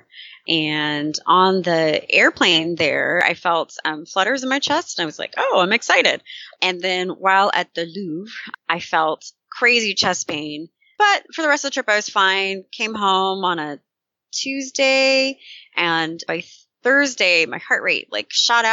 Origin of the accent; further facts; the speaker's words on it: Sacramento, California, United States; moved away as an adult; now in Oakland, United States; So I'm actually from Sacramento, California, but I've been in the Bay for 18 years